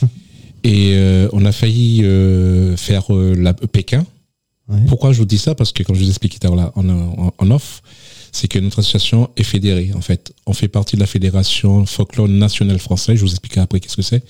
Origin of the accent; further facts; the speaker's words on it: Le Vauclin, Martinique; moved away; je suis originaire de la Martinique plus précisément dans le sud de la Martinique, euh, au Vauclin. Tout petit, j'étais, euh, je faisais partie d'une association qui s'appelle Les Alizés.